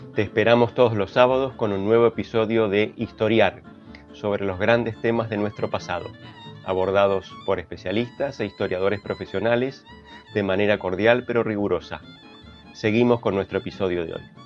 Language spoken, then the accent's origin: Spanish; Buenos Aires, Argentina; siendo una ciudadana bonaerense, considerándome bonaerense este, y habiéndome educado como niña en, eh, en la ciudad de Buenos Aires